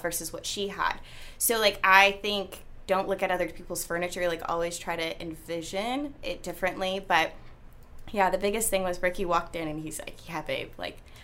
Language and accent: English; Vacaville, California, United States; I'm from Vacaville